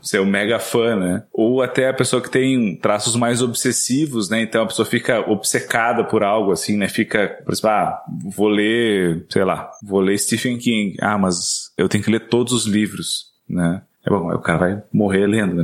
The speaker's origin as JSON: {"language": "Portuguese", "region": "Rio Grande do Sul", "country": "Brazil", "moved": "yes"}